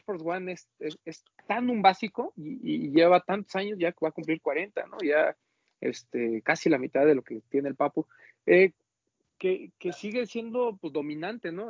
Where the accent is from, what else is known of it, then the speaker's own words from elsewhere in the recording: Mexico; nosotros como mexicanos